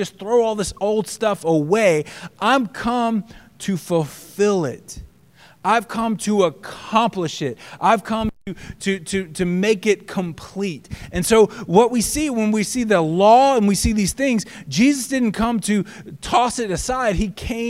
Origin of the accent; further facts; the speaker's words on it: the South, United States; when I grew up in the South